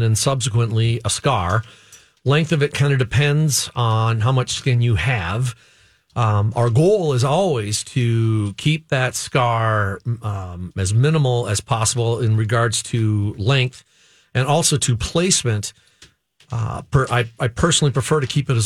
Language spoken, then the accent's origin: English; Cottage Grove, Minnesota, United States; I'm from here, as you know, Cottage Grove guy.